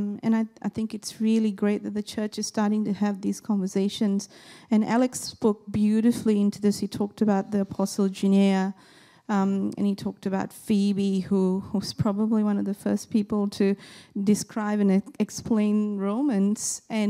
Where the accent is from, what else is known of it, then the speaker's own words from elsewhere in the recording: Malaysia; born there; I was born in Malaysia, and when I was born, my mom tells me my grandfather didn't want to come to see me in the hospital because I was female.